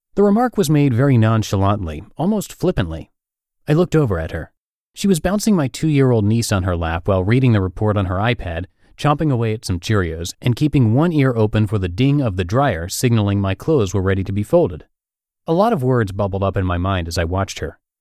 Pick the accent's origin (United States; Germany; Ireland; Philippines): United States; Maine; moved away as an adult; now in San Diego, United States; my home state of Maine